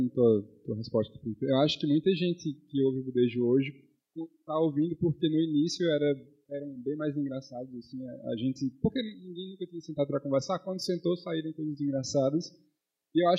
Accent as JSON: {"language": "Portuguese", "area": "Cariri", "region": "Ceará", "country": "Brazil", "said": "somos caririenses"}